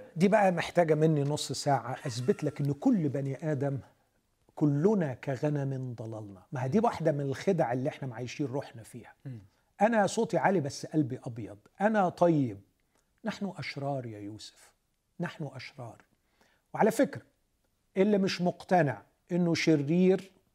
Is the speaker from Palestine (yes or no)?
no; Alexandria Governorate, Egypt; moved away; أنا من اسكندرية